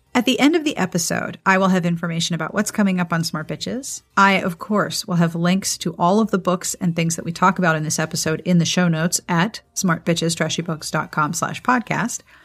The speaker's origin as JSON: {"language": "English", "town": "Pittsburgh", "region": "Pennsylvania", "country": "United States", "tie": "born or raised there", "also_born_or_lived": "Columbia, South Carolina", "moved": "yes", "lives_now": "South Carolina, United States", "said": "I grew up in Pittsburgh"}